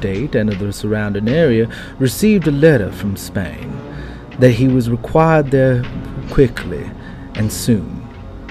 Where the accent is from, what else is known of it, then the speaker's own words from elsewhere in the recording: South Texas, United States; I grew up with down in the South Texas region